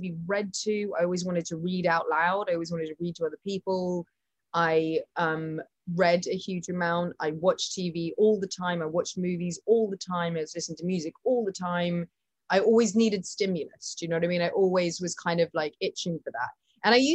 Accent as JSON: {"language": "English", "country": "United Kingdom", "said": "I'm British."}